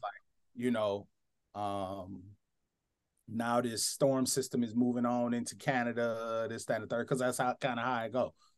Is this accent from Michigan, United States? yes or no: yes; Flint, Michigan, United States; a black boy from post-industrial America, grew up in Flint, Michigan